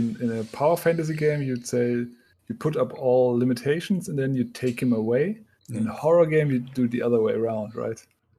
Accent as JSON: {"language": "English", "town": "Konstanz", "region": "Baden-Württemberg", "country": "Germany", "tie": "born or raised there", "moved": "yes", "said": "next week I'll be in Konstanz, my hometown."}